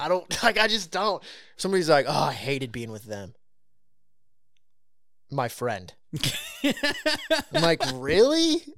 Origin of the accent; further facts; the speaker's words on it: California, United States; I grew up in California.